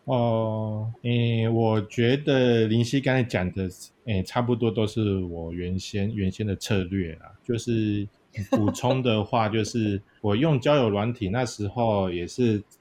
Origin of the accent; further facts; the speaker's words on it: Yilan County, Taiwan; 因为我是宜兰人会有点那个 Q